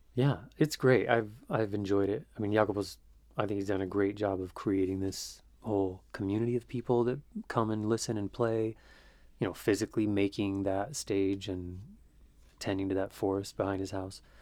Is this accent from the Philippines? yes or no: no; Greece; moved away as an adult; now in Philadelphia, United States; 10 years here in Philly, and um, I grew up in Greece.